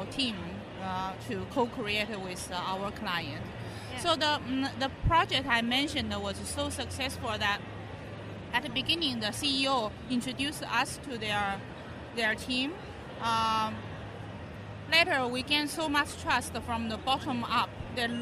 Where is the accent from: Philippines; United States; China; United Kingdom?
China